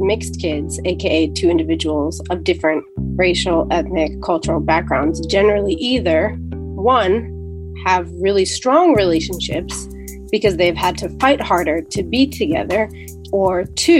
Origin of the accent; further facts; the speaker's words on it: New Jersey, United States; I'm 29 and I work in public health and I'm from New Jersey.